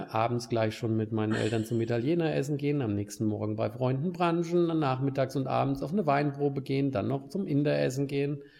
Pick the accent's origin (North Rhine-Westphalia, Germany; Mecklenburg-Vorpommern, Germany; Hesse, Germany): Hesse, Germany; accent: Hessian; moved away